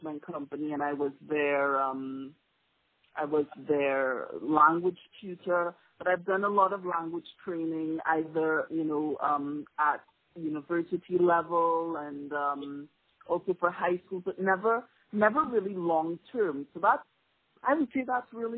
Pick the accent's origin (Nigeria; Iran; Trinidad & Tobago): Trinidad & Tobago; also born or lived in Canada / Montreal, Canada / Japan / South Korea; I was actually born in Canada, but I grew up in Trinidad.